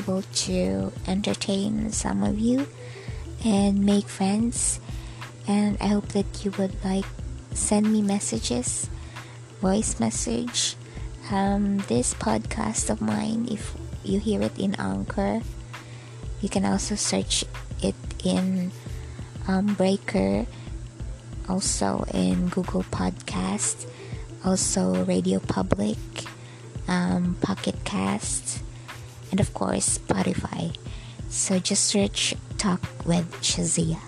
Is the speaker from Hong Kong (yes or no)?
no; Bohol, Central Visayas, Philippines; now in Dumaguete City, Philippines; So I'm a Filipino. I'm born here in the Philippines, in Bohol, Philippines. But I'm working here in Dumaguete City.